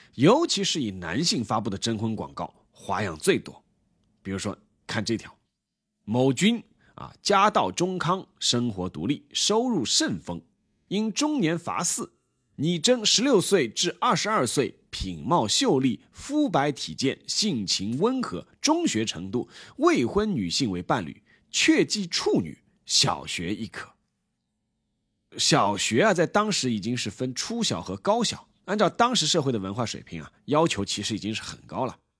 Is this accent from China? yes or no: yes; China; 我们都是中国人